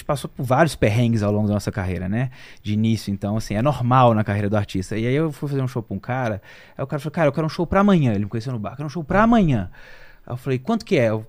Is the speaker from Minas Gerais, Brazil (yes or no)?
yes; Belo Horizonte, Minas Gerais, Brazil; lá em, em Belo Horizonte, que é a nossa cidade natal, nós somos mineiros.